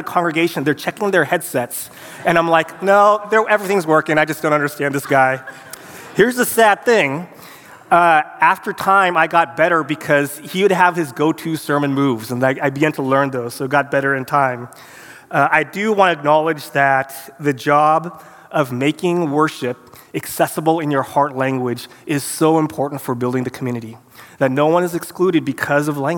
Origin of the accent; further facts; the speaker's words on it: Santa Clara, California, United States; moved away as an adult; also born or lived in Korea; I was born and raised in America, in Santa Clara, California